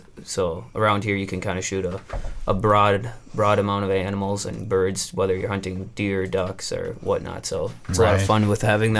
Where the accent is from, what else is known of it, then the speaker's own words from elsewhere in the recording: Wrightstown, Wisconsin, United States; I'm from by Green Bay. It's a little town called Wrightstown. So it's located right between Green Bay and Appleton.